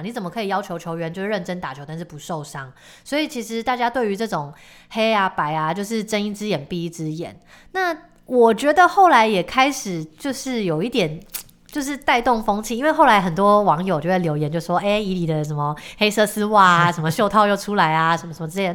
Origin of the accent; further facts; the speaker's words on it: Tainan, Taiwan; also born or lived in Taipei; 因为我是台南人